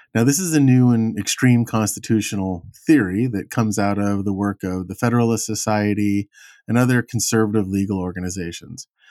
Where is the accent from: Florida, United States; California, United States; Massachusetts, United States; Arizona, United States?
California, United States; my home state of California